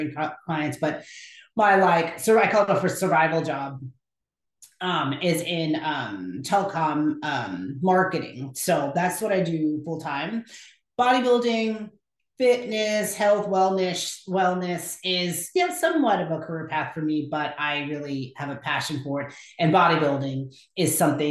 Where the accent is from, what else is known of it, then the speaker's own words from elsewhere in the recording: Houston, Texas, United States; also born or lived in Lubbock, Texas; now in Dallas, United States; I'm from Houston originally